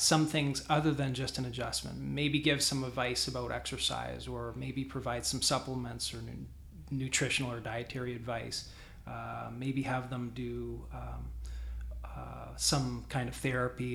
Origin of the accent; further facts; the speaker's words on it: Canada; I'm Canadian too